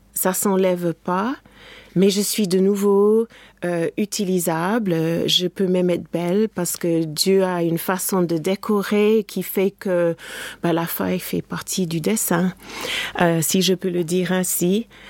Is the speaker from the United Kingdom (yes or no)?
yes; England, United Kingdom; moved away; mon pays natal, l'Angleterre